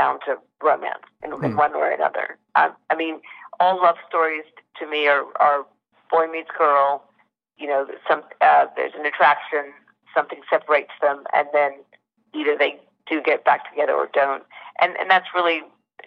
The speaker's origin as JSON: {"language": "English", "town": "Sydney", "region": "New South Wales", "country": "Australia", "tie": "born or raised there", "said": "I was born and raised in Sydney"}